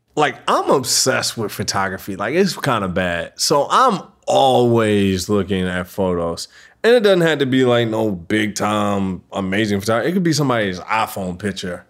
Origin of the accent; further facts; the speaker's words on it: Baltimore, Maryland, United States; I grew up in Baltimore City